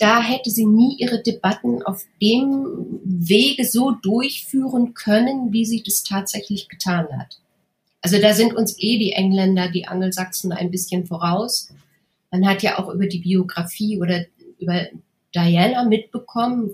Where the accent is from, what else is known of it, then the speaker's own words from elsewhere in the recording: Hamburg, Germany; accent: Hamburg; moved away as an adult; also born or lived in Munich; als Hamburgerin, ich habe auch damals ganz stark gehamburgert